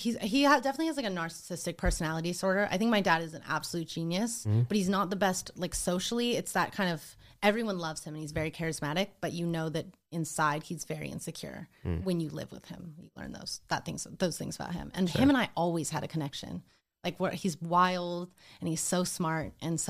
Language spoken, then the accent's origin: English; Montana, United States; I grew up in Montana in a tiny ski town of 6,000 people.